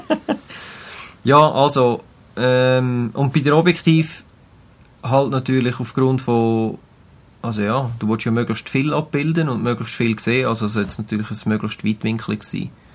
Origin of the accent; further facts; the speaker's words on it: Switzerland; bei uns in der Schweiz